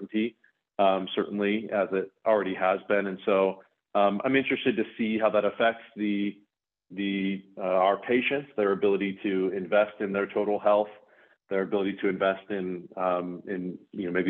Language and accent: English; Bend, Oregon, United States; I grew up in Bend, Oregon